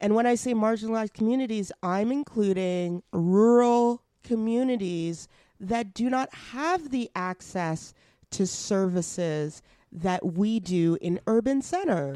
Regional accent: Edmonton, Alberta, Canada; Edmonton, my hometown

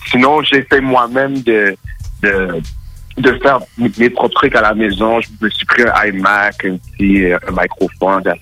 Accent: Gatineau, Quebec, Canada; also born or lived in Montreal / Ottawa; Je suis Gatineau, mais je suis né à Montréal. OK. Euh, c'est ça. Donc, j'ai voyagé beaucoup. J'étais à Gatineau, j'étais à Ottawa, j'étais à Montréal.

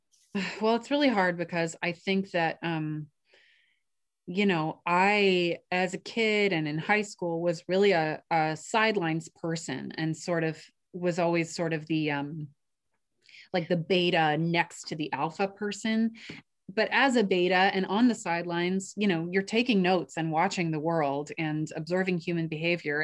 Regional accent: New York, United States; I grew up in New York

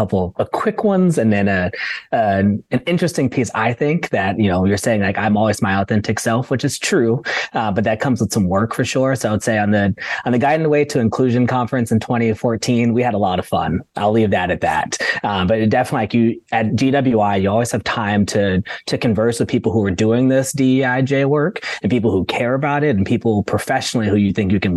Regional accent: Oakland, California, United States; I'm first gen from Oakland, California

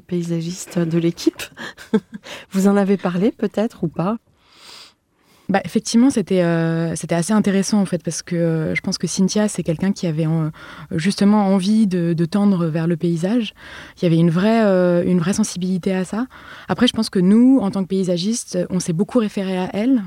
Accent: Paris, Île-de-France, France; je viens de Paris

